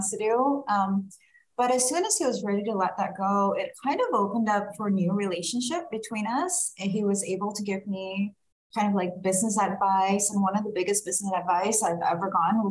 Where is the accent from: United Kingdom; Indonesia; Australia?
Indonesia; also born or lived in Singapore; now in Sacramento, United States; I'm originally from Indonesia and spent some time in Singapore and then migrated to California when I went there for college.